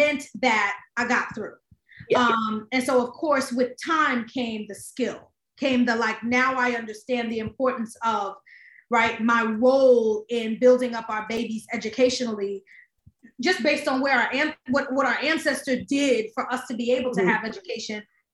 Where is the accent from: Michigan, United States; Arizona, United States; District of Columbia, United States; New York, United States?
New York, United States; New York City; I am born and raised in the Bronx, New York. Shout out to High Bridge right by Yankee Stadium.